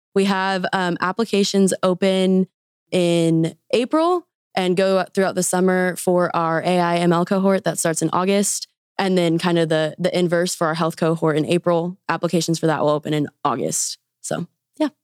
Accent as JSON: {"language": "English", "town": "Wichita", "region": "Kansas", "country": "United States", "also_born_or_lived": "Arkansas", "moved": "as an adult", "lives_now": "Bentonville, United States", "said": "I am originally from Wichita, Kansas."}